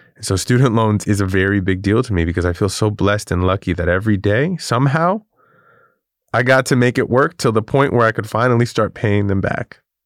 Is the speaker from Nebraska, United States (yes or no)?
no; New York City, New York, United States; I grew up in Queens, New York